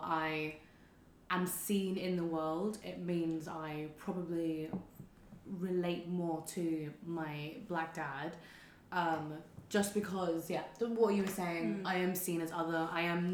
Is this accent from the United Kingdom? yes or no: yes; London, United Kingdom; I grew up in North London